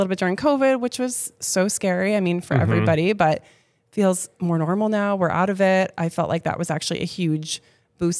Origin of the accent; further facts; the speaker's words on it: Connecticut, United States; moved away as an adult; also born or lived in Rhode Island / Portland, Maine; now in Windham, Maine, United States; I grew up in Connecticut, went to school in Rhode Island